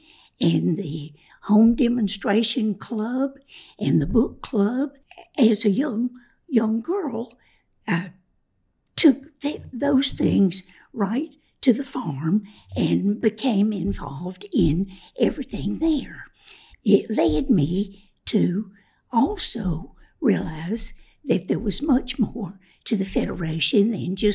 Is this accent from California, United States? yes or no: no; Winston-Salem, North Carolina, United States; also born or lived in Spencer, North Carolina; I grew up in Winston-Salem. We moved there the year before I started to school in the first grade.